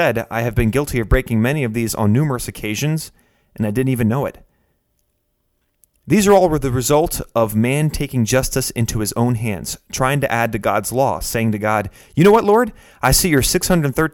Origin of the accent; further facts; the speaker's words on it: Pennsylvania, United States; my home state of Pennsylvania